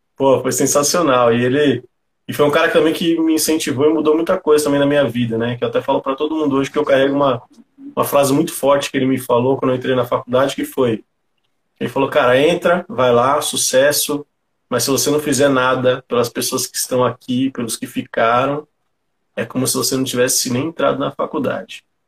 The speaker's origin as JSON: {"language": "Portuguese", "region": "São Paulo", "country": "Brazil", "said": "sou um cara que, que vem aqui da periferia de São Paulo, sou aqui do Grajaú"}